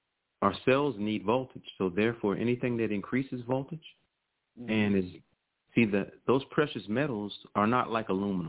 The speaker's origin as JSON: {"language": "English", "region": "Virginia", "country": "United States", "said": "You know, I'm from Virginia, so I've seen him, who he is."}